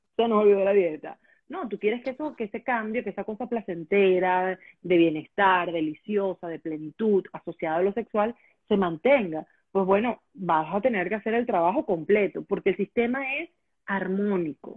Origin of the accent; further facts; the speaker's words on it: Venezuela; moved away as an adult; yo tengo ocho años fuera de Venezuela y yo creería que los ocho años anteriores o diez años anteriores estuve, sí, claro, hasta que me, hasta que salí de Venezuela estuve dedicada al tema de la radio